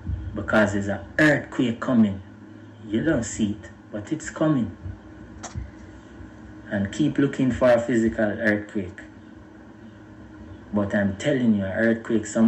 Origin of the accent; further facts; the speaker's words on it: Jamaica; I'm a Jamaican brethren